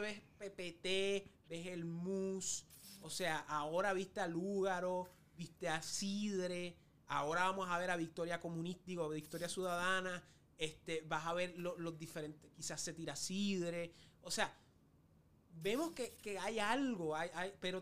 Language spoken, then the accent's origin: Spanish; Puerto Rico; como puertorriqueño